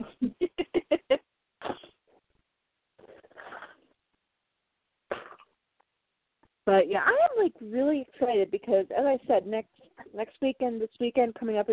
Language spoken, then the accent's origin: English; Chicago, Illinois, United States; I'm from Chicago.